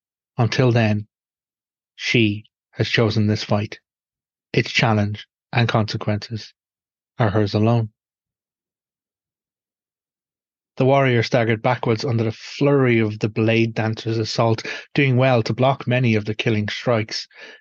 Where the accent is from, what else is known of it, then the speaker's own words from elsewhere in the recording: Ireland; the experiential life of me as an Irish pagan